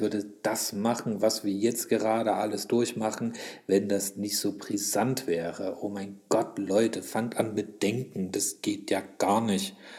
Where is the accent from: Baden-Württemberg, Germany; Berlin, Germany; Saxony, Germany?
Saxony, Germany; Leipzig; Hallo, ich bin ein Ossi. Hallo, ich bin auch noch ein Sachse.